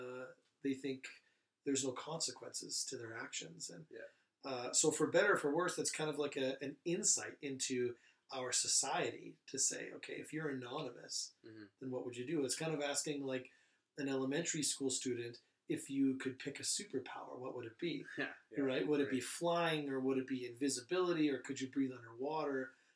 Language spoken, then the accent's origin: English; Sylvan Lake, Alberta, Canada; You know, growing up in Sylvan Lake in the 80s and 90s